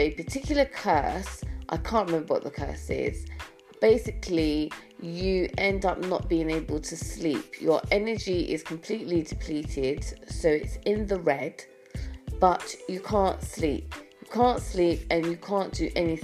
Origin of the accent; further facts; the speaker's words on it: United Kingdom; As a British person